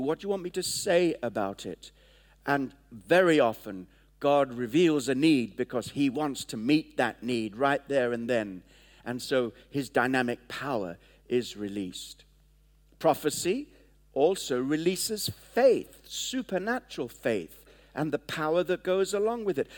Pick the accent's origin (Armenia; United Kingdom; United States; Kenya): Kenya; moved away; I was born in Kenya